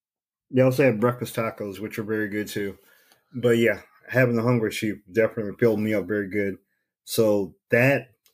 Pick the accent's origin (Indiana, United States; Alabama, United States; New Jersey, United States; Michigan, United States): Indiana, United States; Gary; my hometown of GI.